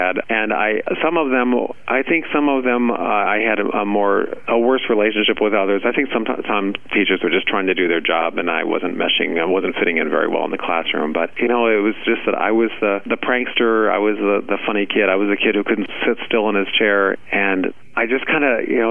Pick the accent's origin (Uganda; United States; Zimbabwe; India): United States; Ohio; I'm definitely from Ohio, so it was a lovely place to grow up.